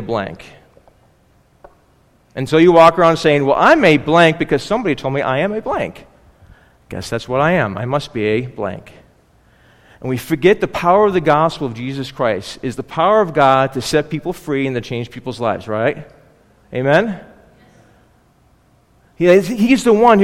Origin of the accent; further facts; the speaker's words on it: Buffalo, New York, United States; I grew up in Buffalo